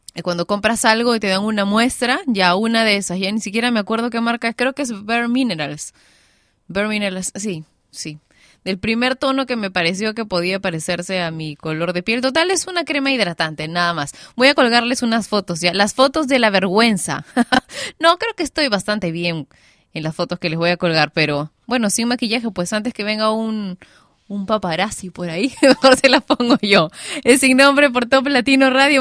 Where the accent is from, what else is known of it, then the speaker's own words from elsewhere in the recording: Peru; mi país, Perú